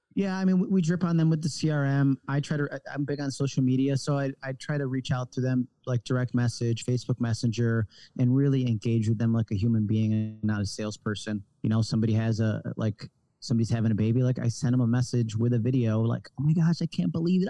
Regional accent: Rochester, New York, United States; moved away as an adult; I was originally from Rochester, New York, upstate New York, between Buffalo and Syracuse

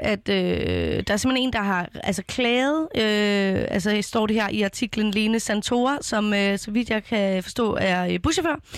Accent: Copenhagen, Capital Region of Denmark, Denmark; kommer fra min hjemby, Vandløse

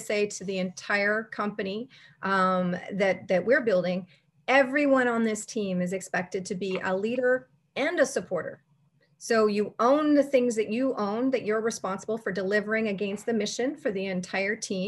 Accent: Canada; as a Canadian

